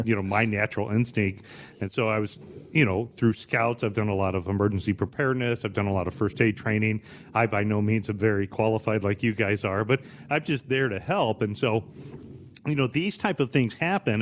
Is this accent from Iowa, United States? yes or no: no; Bryan, Ohio, United States; growing up in Bryan, Ohio